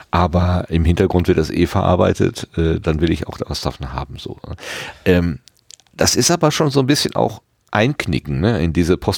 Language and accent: German; Hattingen, North Rhine-Westphalia, Germany; Hattingen. Also das ist meine Heimatstadt.